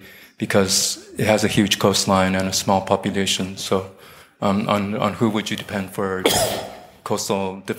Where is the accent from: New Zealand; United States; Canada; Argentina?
Canada; moved away as an adult; now in Taiwan; I'm from Canada, doing a graduate degree in Taiwan.